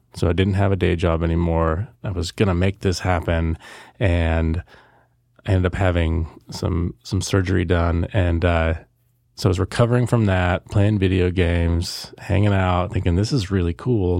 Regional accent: Salem, Oregon, United States; I was born here in Salem, Oregon. Lived here my entire life so far

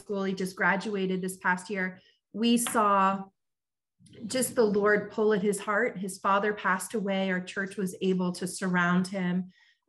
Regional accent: Front Royal, Virginia, United States; now in Chicago, United States; growing up in Front Royal

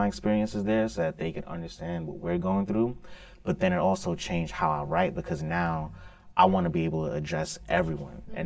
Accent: New York City, New York, United States; also born or lived in Canarsie; I was born and raised in East New York, moved to Canarsie

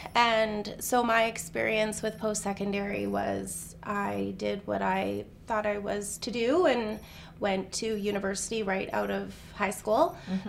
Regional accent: Whistler, British Columbia, Canada; also born or lived in Penticton, British Columbia / Okanagan; now in Kelowna, Canada; I feel like I'm Okanagan through and through, but I wasn't born here. I was born in Whistler, actually, which surprises a lot of people.

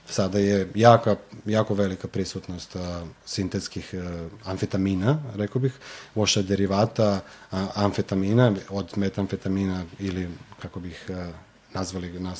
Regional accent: Belgrade, Serbia; ja sam sa Zvezdare, tako da u principu nekako taj kraj je i bio specifičan po tim nekim možda lošim izborima u tom trenutku.

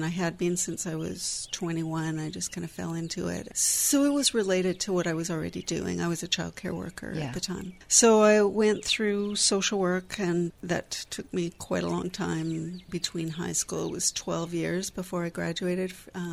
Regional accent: Vancouver, British Columbia, Canada; moved away as an adult; now in Victoria, Canada; I grew up in Vancouver, but I've been here since I was 20.

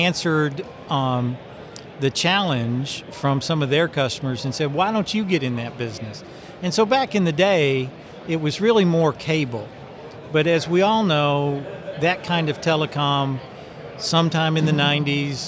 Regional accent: Chattanooga, Tennessee, United States; I'm from Chattanooga

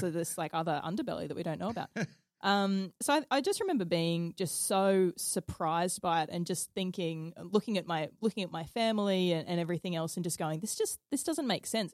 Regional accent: Stanthorpe, Queensland, Australia; also born or lived in Toowoomba; I was born in Toowoomba, but lived in like lived and grew up in Stanthorpe my whole life. So a little country town, a bit southwest of Brisbane.

